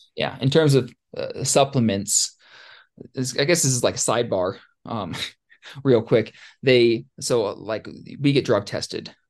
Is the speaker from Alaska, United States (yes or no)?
yes; Ketchikan, Alaska, United States; growing up in Ketchikan and, and Southeast